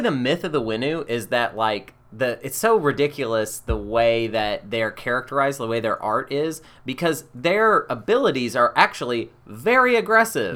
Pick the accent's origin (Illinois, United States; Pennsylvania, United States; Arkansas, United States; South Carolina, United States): Arkansas, United States; now in Portland, United States; We're from Arkansas